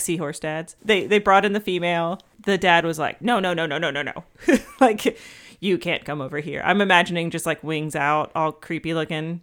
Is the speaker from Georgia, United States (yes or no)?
yes; Atlanta, Georgia, United States; Atlanta is kind of like my hometown